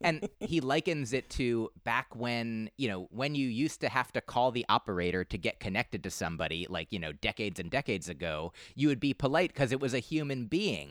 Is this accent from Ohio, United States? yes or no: no; New Jersey, United States; two oh one 'cause I grew up in New Jersey